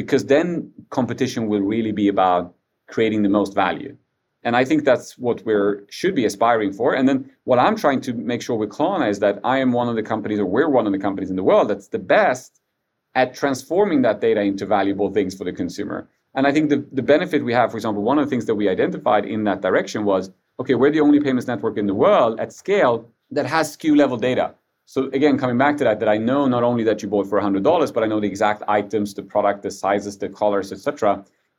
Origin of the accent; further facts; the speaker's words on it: Sweden; I was born in Sweden, but just a few months after they came here